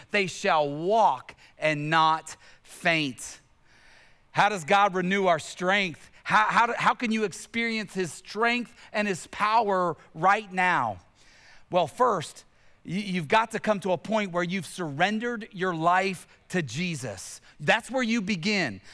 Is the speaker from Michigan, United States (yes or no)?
no; Tennessee, United States; I grew up in Tennessee, where I grew up in Tennessee